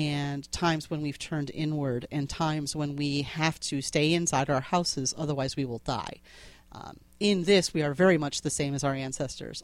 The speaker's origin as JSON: {"language": "English", "region": "Connecticut", "country": "United States", "tie": "born or raised there", "accent": "New England", "said": "I grew up in Connecticut near a place called Clyde's"}